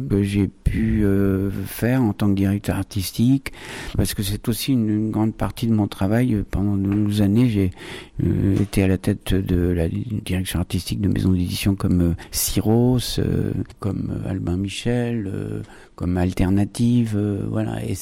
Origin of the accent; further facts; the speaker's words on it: Buenos Aires, Argentina; born there; mes origines je suis né à Buenos Aires en Argentine en 1948 et donc je suis né dans un port un grand port de commerce